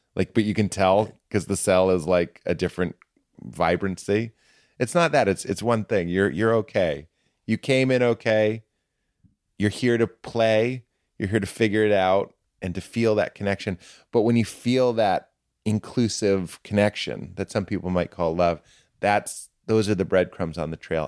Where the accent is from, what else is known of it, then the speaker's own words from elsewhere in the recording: Boston, Massachusetts, United States; I'm from Boston. I'm a Protestant